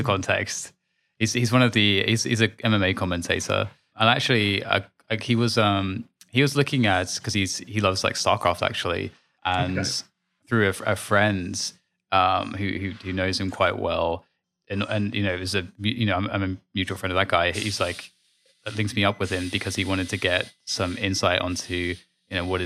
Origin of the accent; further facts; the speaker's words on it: London, United Kingdom; I was born in Hammersmith